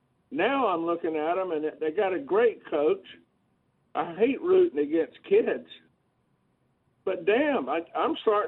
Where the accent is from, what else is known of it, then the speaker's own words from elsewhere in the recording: Georgia, United States; I was born and raised in Georgia and am a diehard Alabama fan.